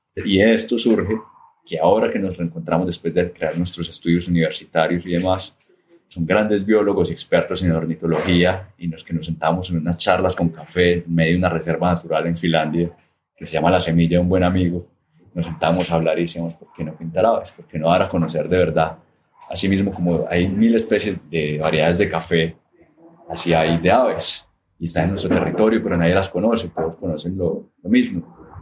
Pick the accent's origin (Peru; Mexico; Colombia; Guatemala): Colombia; Armenia, Quindío; Yo nací en Armenia, Armenia Quindío, en 1988, ¿cierto? Eso todavía era un espacio muy rural en su mayoría. Y eso me permitió también crecer en un barrio residencial tradicional de Armenia